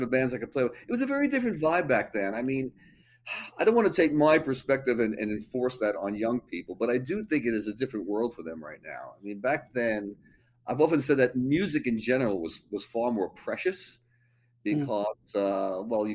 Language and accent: English; Long Island, New York, United States; moved away as an adult; also born or lived in Brooklyn, New York; now in Manhattan, United States; Born in Brooklyn, grew up on Long Island.